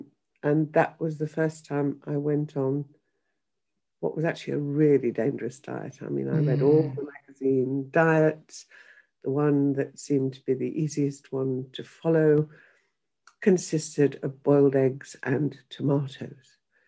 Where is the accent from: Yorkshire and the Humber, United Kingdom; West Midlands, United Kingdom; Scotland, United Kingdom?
Yorkshire and the Humber, United Kingdom; she didn't want me to have a broad Yorkshire accent, so she sent me for elocution lessons.